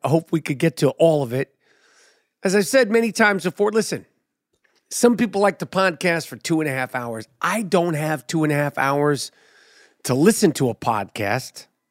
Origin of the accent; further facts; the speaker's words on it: New York City, New York, United States; I'm a New Yorker